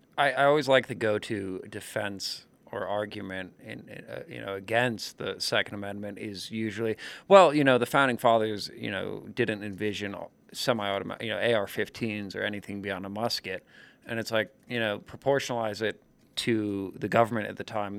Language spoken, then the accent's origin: English; New York, United States; as a New Yorker myself